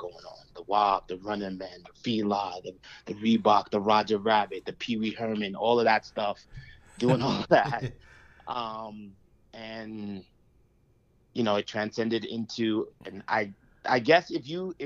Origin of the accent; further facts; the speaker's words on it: U.S. Virgin Islands; also born or lived in Antigua; My family is from Antigua. I was born in St. Thomas, so carnival is very much a part of my family household.